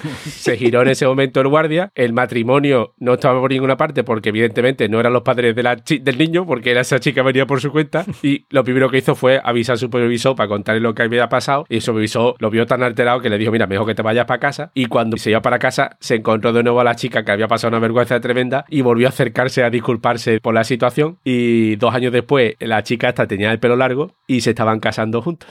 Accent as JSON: {"language": "Spanish", "town": "Seville", "region": "Andalusia", "country": "Spain", "moved": "yes", "said": "hace ya 20 años que me fui de Sevilla"}